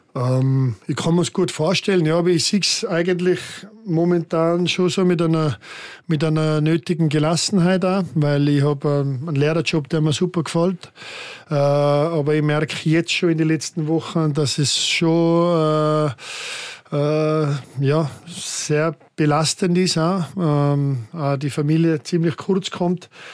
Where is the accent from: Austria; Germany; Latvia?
Austria; moved away as an adult; now in Switzerland; mein enger Freundeskreis um meinen Heimatort herum, der ist immer noch mm, bestehend